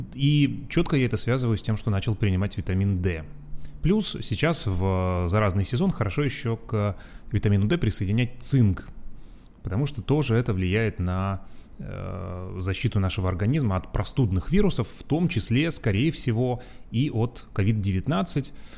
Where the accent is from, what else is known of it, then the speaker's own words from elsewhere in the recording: Urals, Russia; moved away; как я, э, рос на Урале, где зимы очень долгие